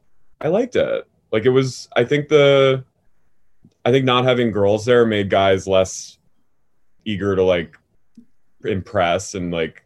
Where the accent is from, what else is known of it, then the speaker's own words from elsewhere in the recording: New Jersey, United States; accent: Philly; also born or lived in Philadelphia / Lancaster, Pennsylvania; I grew up in South Jersey.